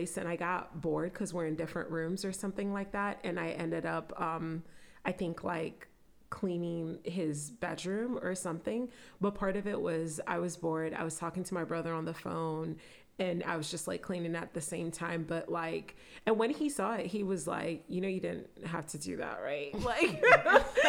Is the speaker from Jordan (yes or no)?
no; Nigeria; I'm Nigerian